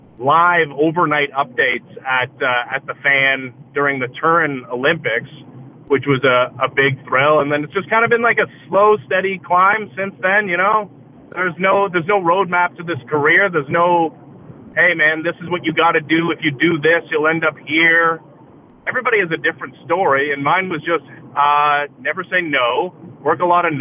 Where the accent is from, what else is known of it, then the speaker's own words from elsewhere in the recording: Oakville, Ontario, Canada; I grew up in the Greater Toronto area, just outside of Toronto, in a little suburb called Oakville